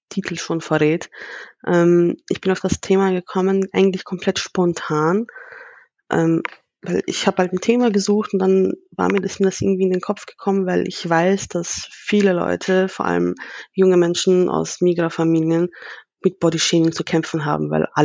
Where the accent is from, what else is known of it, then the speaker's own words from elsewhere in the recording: Vienna, Austria; Also ich persönlich, ich bin in Wien geboren und in Wien